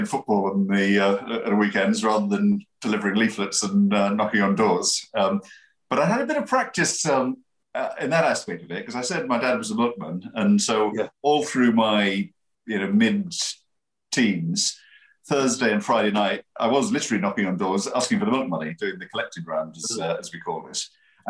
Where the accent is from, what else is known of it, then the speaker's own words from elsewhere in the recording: Middlesbrough, North East England, United Kingdom; you wouldn't be surprised to hear this from someone that's born and bred in Middlesbrough, your place matters, and every place is different.